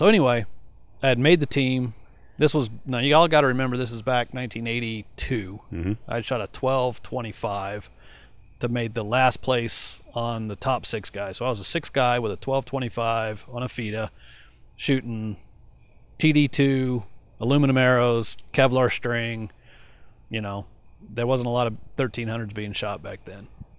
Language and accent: English; Colorado, United States; also born or lived in Arizona; even though I lived in Arizona, I came from Colorado